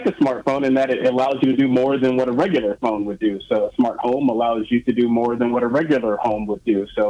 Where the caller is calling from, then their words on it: Seattle, Washington, United States; I am calling you from Seattle, Washington